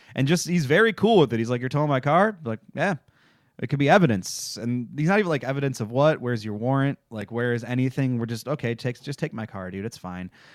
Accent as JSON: {"language": "English", "region": "Michigan", "country": "United States", "said": "I'm from Michigan"}